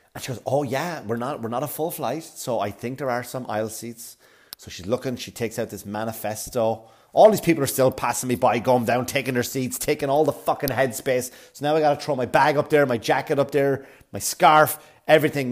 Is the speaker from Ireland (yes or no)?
yes; Wexford, Leinster, Ireland; now in New York, United States; I'm in Wexford town. I'm back in my hometown.